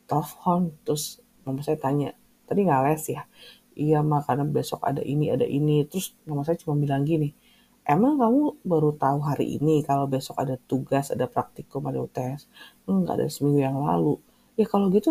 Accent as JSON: {"language": "Indonesian", "town": "Bandung", "region": "West Java", "country": "Indonesia", "said": "walaupun saya berasal dari Bandung tapi tempat tinggal sama kampus tuh jauh banget"}